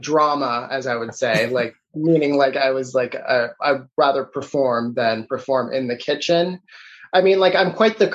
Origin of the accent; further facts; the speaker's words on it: Toronto, Ontario, Canada; I was born and raised in Toronto, Ontario